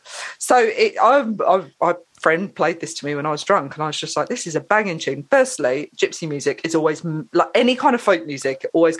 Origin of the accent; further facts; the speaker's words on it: England, United Kingdom; England's my home country, but Lebanon's my home from home.